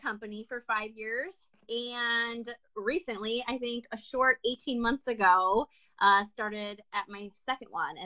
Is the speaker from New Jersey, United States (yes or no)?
no; Wisconsin, United States; also born or lived in New York / Chicago; I grew up in Wisconsin and I live here now